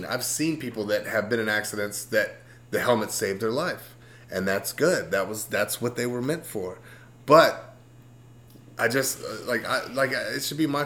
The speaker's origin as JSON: {"language": "English", "region": "Texas", "country": "United States", "also_born_or_lived": "Dallas-Fort Worth, Texas", "moved": "yes", "said": "I come from Texas"}